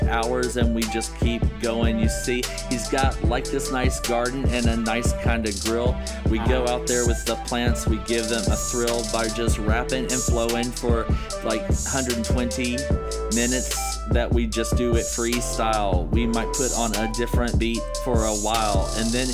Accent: North Carolina, United States; my hometown, where my parents were totally, like, sober. In North Carolina

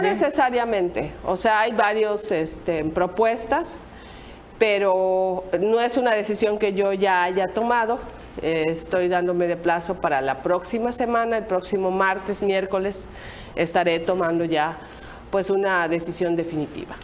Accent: Quintana Roo, Mexico; los quintanarruenses tenemos miedo

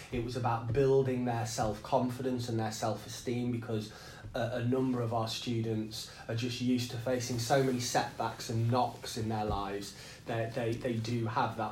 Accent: the Northeast, North East England, United Kingdom; now in Nottingham, United Kingdom; a community very, very similar to the community I grew up in the Northeast

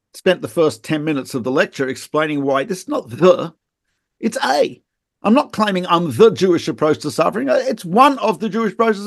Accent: Australia; moved away; I'm not from South Africa. I'm from Australia

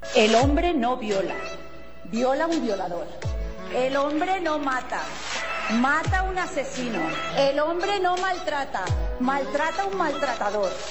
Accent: Spain; Como mujer, como española, como madre

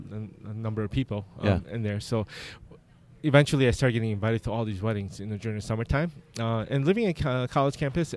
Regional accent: Chicago, Illinois, United States; I'm from Chicago, and I do destination weddings

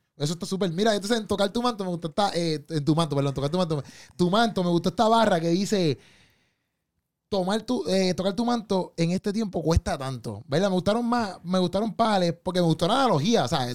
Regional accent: Puerto Rico; Como, boricua

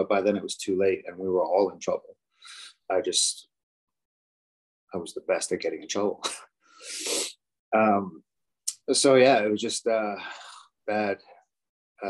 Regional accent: Halifax, Nova Scotia, Canada; moved away as an adult; now in Calgary, Canada; I grew up in Halifax

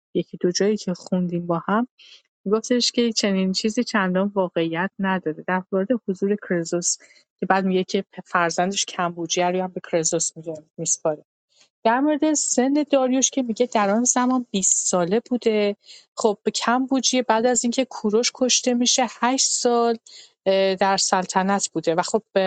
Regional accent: Iran; ما که ایرانی هستیم

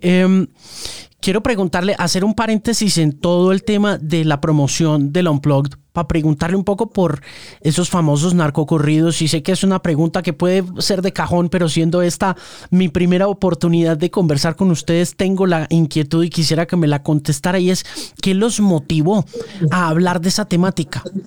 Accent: United States; quienes nos criamos en los Estados Unidos

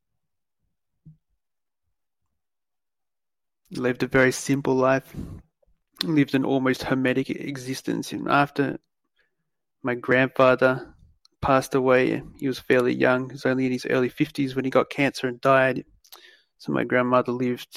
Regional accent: Australia; as an Australian guy growing up

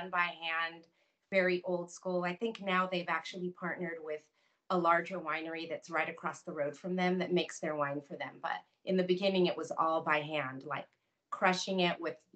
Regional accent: Napa, California, United States; moved away as an adult; now in Nashville, United States; from Napa, California, where my family is

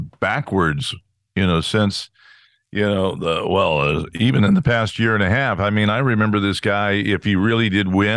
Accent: California, United States; I grew up in California

